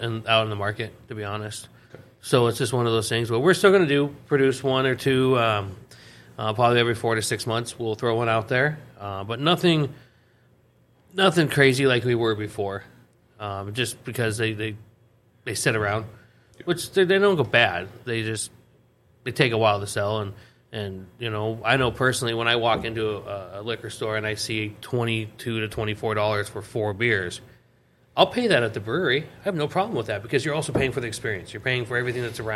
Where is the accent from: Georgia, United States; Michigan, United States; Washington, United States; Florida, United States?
Washington, United States; Seattle; moved away; I'm from Seattle